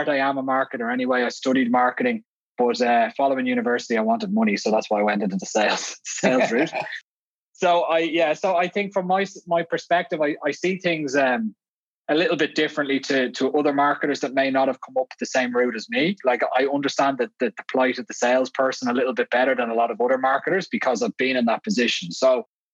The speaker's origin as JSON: {"language": "English", "town": "Dublin", "region": "Leinster", "country": "Ireland", "tie": "born or raised there", "moved": "as an adult", "lives_now": "Vienna, Austria", "said": "I'm clearly not Austrian with this accent. I grew up in Dublin. I moved out here 12 years ago"}